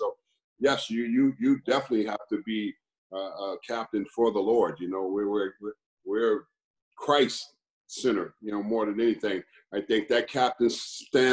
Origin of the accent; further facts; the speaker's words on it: Los Angeles, California, United States; I grew up in Los Angeles, California, went to a school called Crenshaw High.